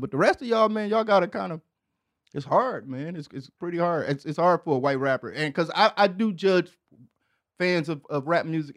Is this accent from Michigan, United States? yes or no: yes; Detroit, Michigan, United States; I'm from Detroit.